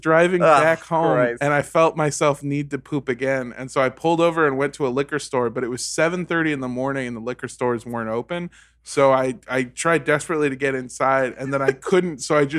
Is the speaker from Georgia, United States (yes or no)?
no; Los Angeles, California, United States; I grew up in Los Angeles.